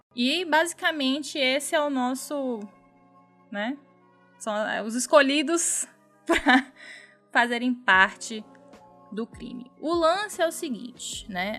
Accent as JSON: {"language": "Portuguese", "region": "Minas Gerais", "country": "Brazil", "tie": "born or raised there", "moved": "yes", "lives_now": "Bahia, Brazil", "said": "no meu estado natal que eu amo de paixão. Um beijo aí para Minas Gerais"}